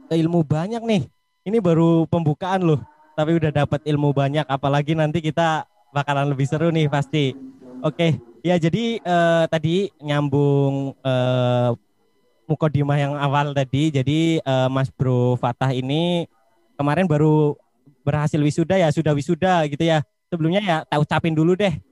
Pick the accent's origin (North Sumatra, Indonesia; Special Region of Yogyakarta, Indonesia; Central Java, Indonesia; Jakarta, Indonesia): Central Java, Indonesia; Pemalang; saking bosennya aku ditanya dan yang tanya itu nggak tahu daerah Pemalang, akhirnya ya aku jawab, aku orang Pekalongan.